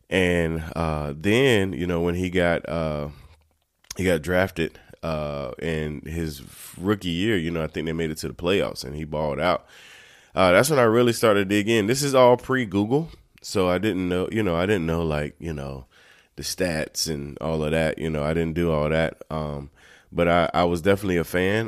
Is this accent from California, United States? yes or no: no; North Carolina, United States; I grew up in North Carolina